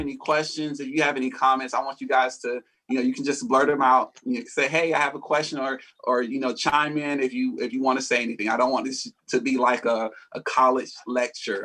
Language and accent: English; Atlanta, Georgia, United States; I am also from Atlanta, Georgia. I was born and raised here.